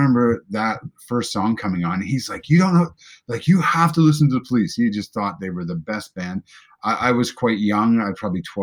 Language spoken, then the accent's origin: English; Prince Edward Island, Canada; I'm from Eastern Canada, Prince Edward Island